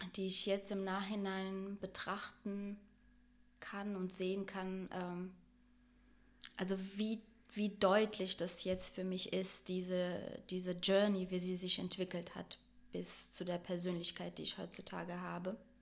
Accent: Brazil; now in Germany; ich bin in Deutschland geboren, aber in Brasilien aufgewachsen.

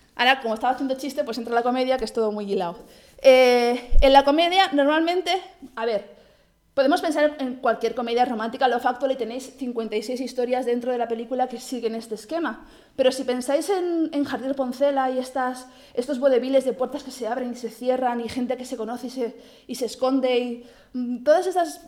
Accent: Barcelona, Catalonia, Spain; Yo, como que soy de Barcelona

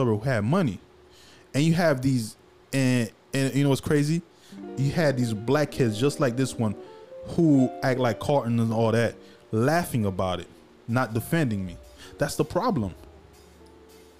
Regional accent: Haiti; now in United States; I grew up in Haiti poor. I came to this country.

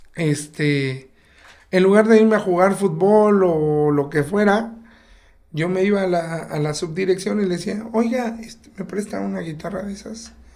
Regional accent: Oaxaca, Mexico; also born or lived in Mexico City; Yo aquí en Río Consolado crecí de los cuatro años a los 16 años, yo viví por acá

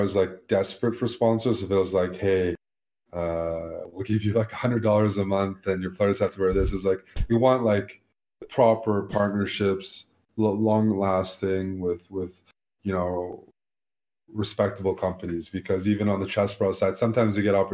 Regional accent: Canada; we're Canadian

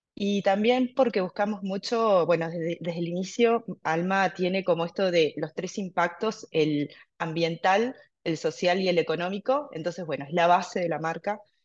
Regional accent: Mercedes, Soriano, Uruguay; also born or lived in Montevideo; vivo actualmente en Mercedes, pero toda mi niñez también la hice en Mercedes, es una ciudad más chica, en el interior del Uruguay

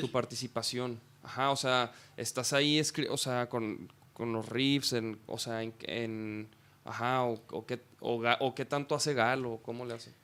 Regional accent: Chihuahua, Mexico; moved away; yo, soy de Chihuahua.

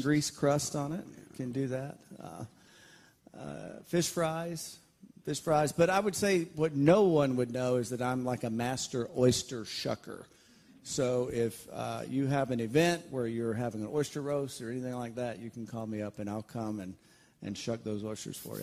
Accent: Valley, Alabama, United States; I grew up right north of Auburn, Alabama, in a very small town in Alabama called Valley, Alabama.

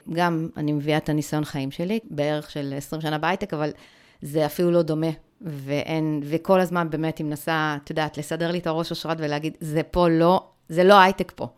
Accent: the Krayot, Haifa District, Israel; אני באה מהצפון

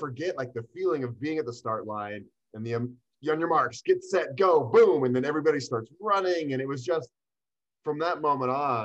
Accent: Boulder, Colorado, United States; I am born and raised here in Boulder, Colorado. This is my hometown

